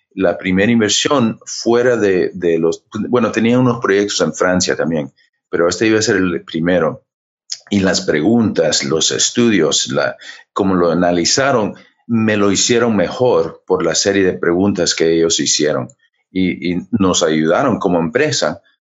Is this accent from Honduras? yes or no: yes; Honduras; moved away; also born or lived in United States / Cuba / Florida; yo, nací en los Estados Unidos, pero mi papá era cubano, mi mamá hondureña, y nos criaron en Honduras, un poco tiempo en Cuba